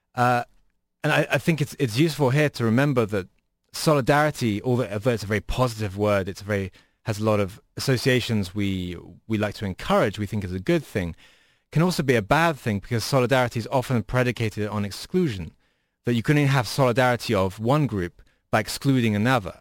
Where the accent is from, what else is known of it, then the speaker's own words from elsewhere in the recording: United Kingdom; now in United States; as a British person